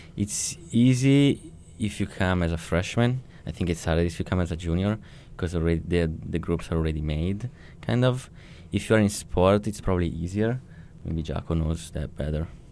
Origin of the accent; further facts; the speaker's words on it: Italy; moved away as an adult; now in United States; I come from Italy